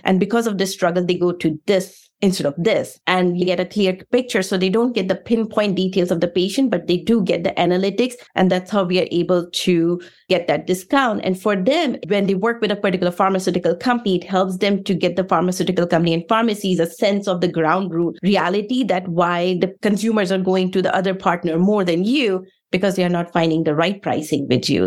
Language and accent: English; India; moved away as an adult; also born or lived in Russia; now in United States; I am from India, so I was born in Bronx State